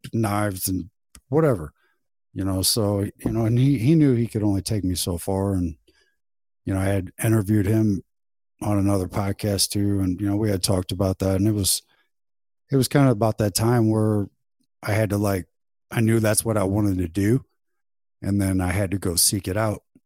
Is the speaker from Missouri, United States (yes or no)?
yes; St. Louis area, Missouri, United States; right here in my hometown